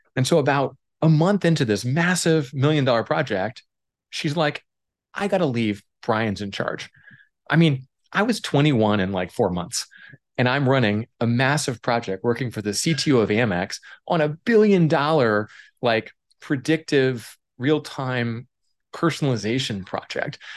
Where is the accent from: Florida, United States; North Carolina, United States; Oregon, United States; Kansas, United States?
Oregon, United States; I grew up in Oregon.